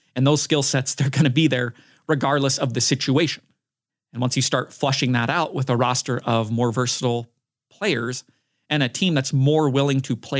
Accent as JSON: {"language": "English", "region": "Utah", "country": "United States", "tie": "born or raised there", "said": "my hometown basketball team, Utah Jazz."}